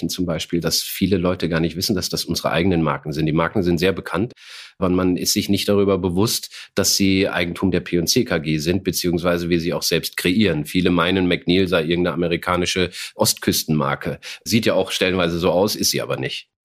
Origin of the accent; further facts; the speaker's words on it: Saarland, Germany; ich bin 53 Jahre, gebürtiger Saarländer, was man vielleicht so nicht mehr hört